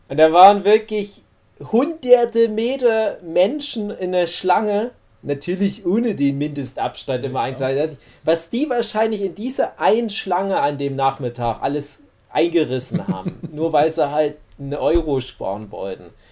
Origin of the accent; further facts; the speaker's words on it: Saxony, Germany; bei uns in Sachsen